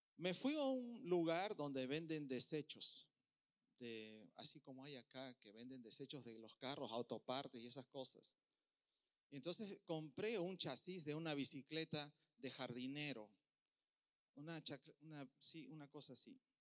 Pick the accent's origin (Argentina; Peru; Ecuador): Peru; now in Puerto Rico; Yo soy de Perú, en Perú comemos muy bien